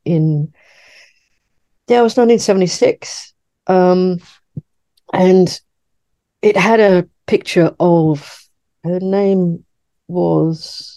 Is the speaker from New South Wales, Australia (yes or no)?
yes; Sydney, New South Wales, Australia; where I grew up in Sydney, we had certainly Australia's first children's bookshop.